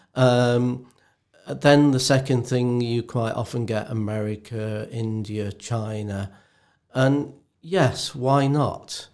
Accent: England, United Kingdom; being English as we are

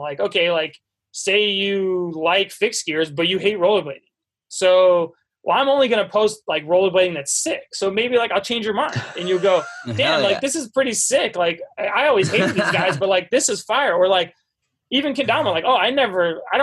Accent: suburbs of Washington, D.C., Maryland, United States; moved away as an adult; I grew up in Maryland, like right outside Washington, D.C. So like suburbs of D.C.

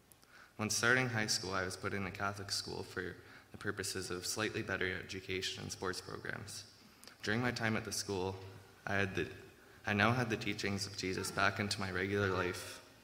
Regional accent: Ontario, Canada; also born or lived in Abbotsford, British Columbia; I was born in Ontario on August 16th, 2004.

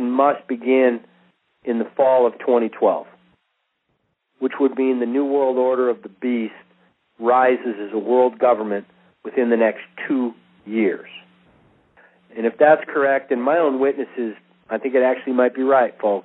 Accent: United States

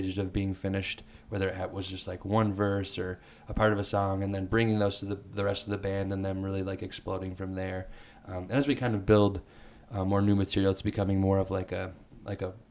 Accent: Hesperia, Michigan, United States; also born or lived in Fremont, Michigan; I grew up in Hesperia, Michigan. Originally, I was born there, and after completing middle school, I moved to Fremont

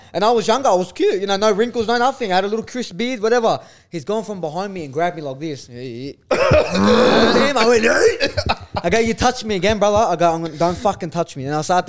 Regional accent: Sydney, New South Wales, Australia; I'm not going to be one of those Sydney guys that hate Melbourne.

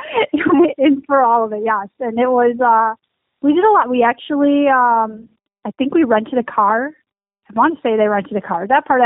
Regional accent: Buffalo, New York, United States; We're from Buffalo

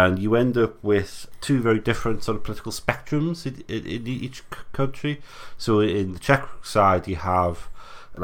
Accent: England, United Kingdom; as an English person in the UK

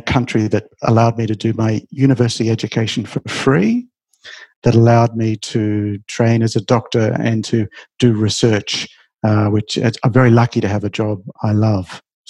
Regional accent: Australia; Well, see, Australia is a great country. We're a young country, part of the new world.

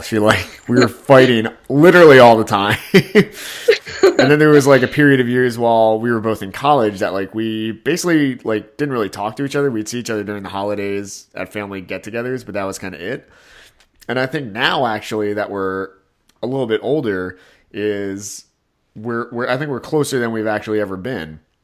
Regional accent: United States; also born or lived in South Korea; I was raised in America

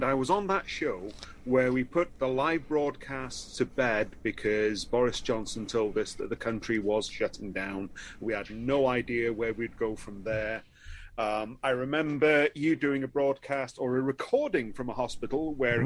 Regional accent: Wales, United Kingdom; the one guy in all of Wales

